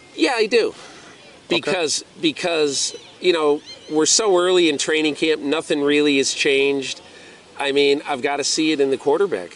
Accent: Connecticut, United States; when I was 11 years old, growing up in Connecticut

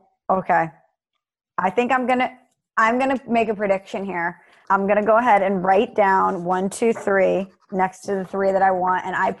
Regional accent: Ireland; I'm Irish, you're right.

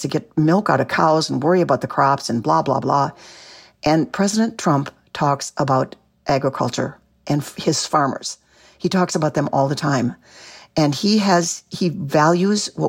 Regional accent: Minneapolis, Minnesota, United States; now in Grantsburg, United States; I grew up in Minneapolis.

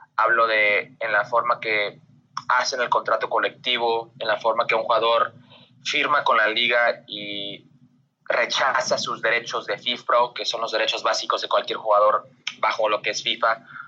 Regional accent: Las Vegas, Nevada, United States; yo soy de Las Vegas

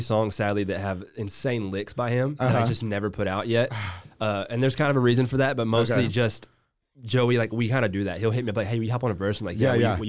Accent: China Spring, Texas, United States; I come from China Spring. I grew up here my entire life. Mm-hmm. So Waco's my stomping ground.

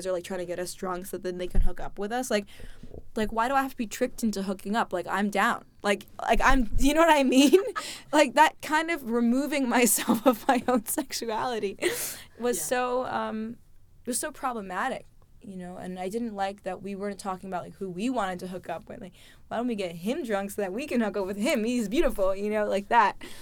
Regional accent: New York City, New York, United States; I grew up here in New York City

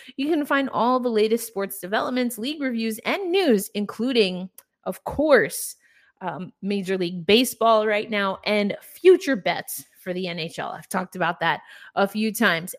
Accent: New York, United States; I'm a New Yorker

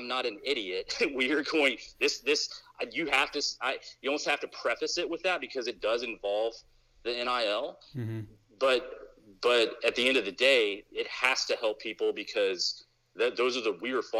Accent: Little Rock, Arkansas, United States; now in Arizona, United States; I'm from Little Rock

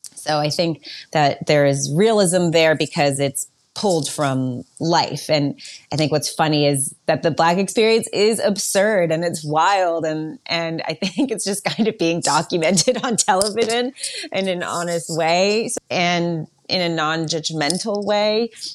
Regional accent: New York, United States; also born or lived in Berlin, Germany; I grew up in New York, but I was born in Berlin. When I was one, my parents moved to New York.

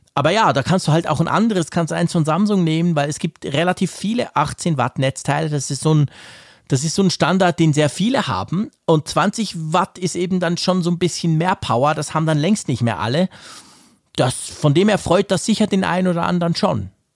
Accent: Switzerland; bei uns in der Schweiz

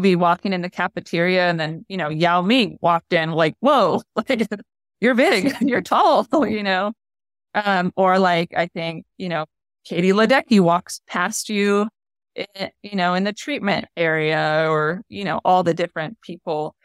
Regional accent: United States; also born or lived in Japan; as an American

